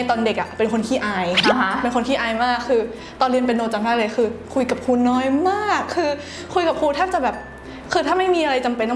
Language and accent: Thai; Thailand; เราเป็นคนไทยนะ